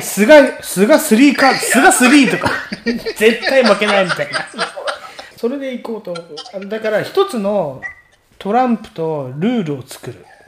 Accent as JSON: {"language": "Japanese", "region": "Tokyo", "country": "Japan", "said": "俺ら東京の人だからさ"}